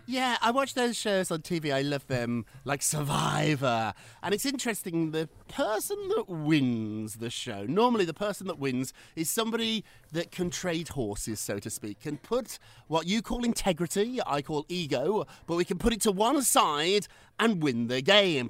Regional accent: United Kingdom; moved away; I'm British. We learned about that in school.

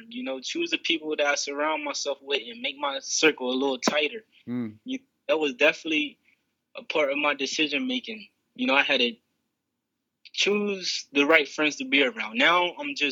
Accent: Bridgeville, Delaware, United States; I'm actually from Coverdale Crossroads down in Bridgeville, Delaware.

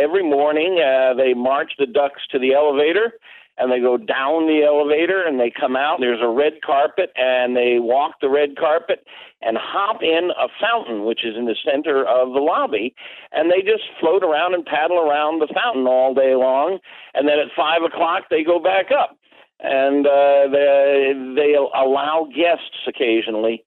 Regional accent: Chicago, Illinois, United States; I'm from Chicago

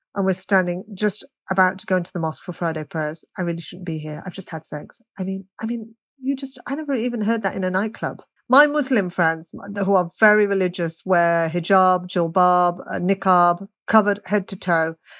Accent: Birmingham, West Midlands, United Kingdom; I was brought up in Birmingham

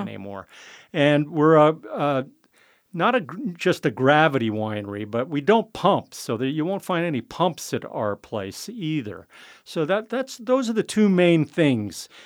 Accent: San Francisco, California, United States; also born or lived in Guerneville, California; I was born and raised in San Francisco

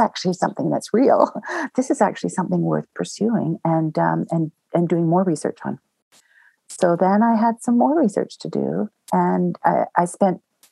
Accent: Southern Ontario, Canada; now in Banff, Canada; I grew up in Southern Ontario

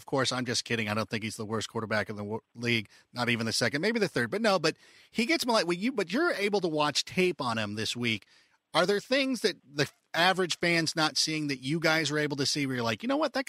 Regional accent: Southern California, United States; I grew up in Southern California and I grew up going to Los Angeles Rams games down at Anaheim Stadium.

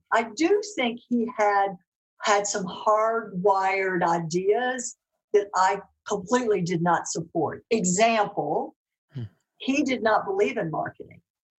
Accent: Dallas, Texas, United States; accent: Southern; You know, all dressed up in my Dallas clothes, you know, with my little Southern accent in Scotland and Russia and France and Germany.

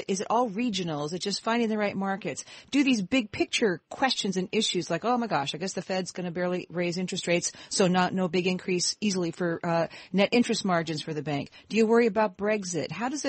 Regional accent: Olympia, Washington, United States; I grew up in Olympia, Washington

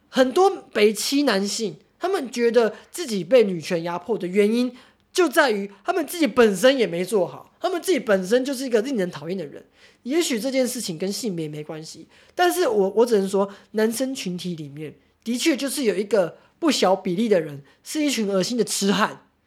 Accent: Taichung, Taiwan; 我们台中人，可是人手配枪欸

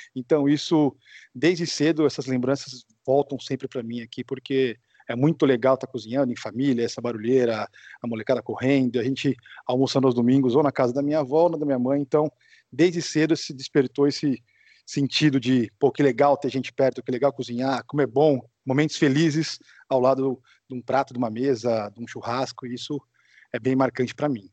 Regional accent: Americana, São Paulo, Brazil; eu voltei para Americana, que é de onde eu sou, aqui no interior de São Paulo

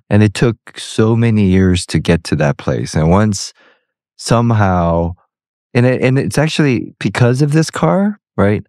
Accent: United States; being American and growing up here

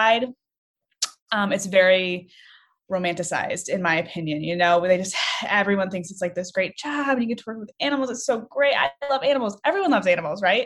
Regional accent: Michigan, United States; moved away as an adult; also born or lived in Northwest Ohio; now in Ohio, United States; I grew up in Michigan

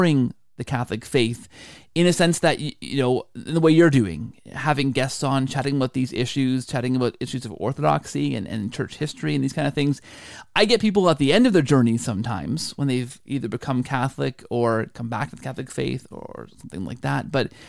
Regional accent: Canada; You know, the Canadian in me, which is all of me because I'm fully Canadian

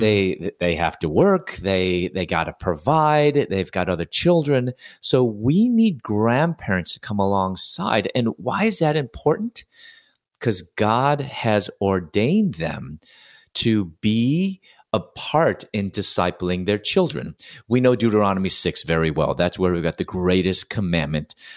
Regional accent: Chicago, Illinois, United States; moved away as an adult; also born or lived in Louisville, Kentucky; I'm originally from Chicago

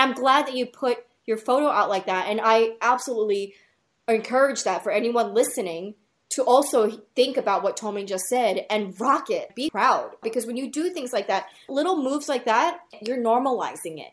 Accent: New York City, New York, United States; people that I came up with from New York City where everybody's hustling

